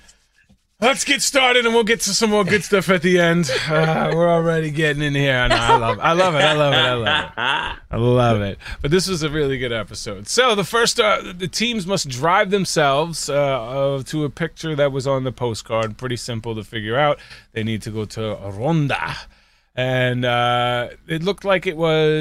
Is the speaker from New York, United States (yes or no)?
yes; New York, United States; I'm from New York